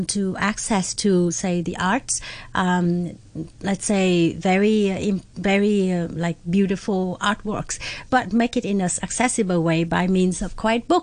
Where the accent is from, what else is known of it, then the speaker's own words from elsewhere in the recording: Vietnam; now in Hong Kong; I'm from Vietnam. I was born and raised there.